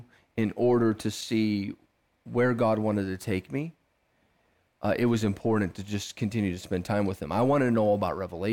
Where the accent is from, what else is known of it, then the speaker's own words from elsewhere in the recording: Lansing, Michigan, United States; born there; Well, I was born in Lansing, Michigan, to some amazing parents that love the Lord with all of their heart.